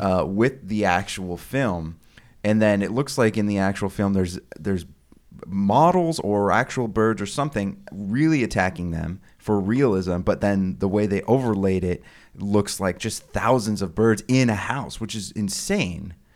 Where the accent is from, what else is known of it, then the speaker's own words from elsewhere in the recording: Sonoma County, California, United States; I live in the area where it's filmed.